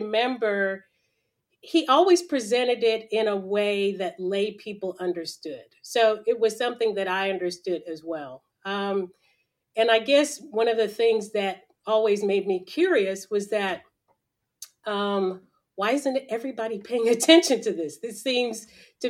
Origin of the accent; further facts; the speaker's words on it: Nashville, Tennessee, United States; also born or lived in Los Angeles, California; I was born in Los Angeles, California, but grew up in Nashville, Tennessee, from early grade school on